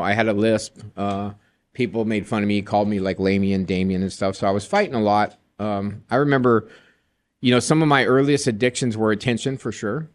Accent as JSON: {"language": "English", "town": "Joshua Tree", "region": "California", "country": "United States", "tie": "born or raised there", "said": "I was raised in Joshua Tree, California."}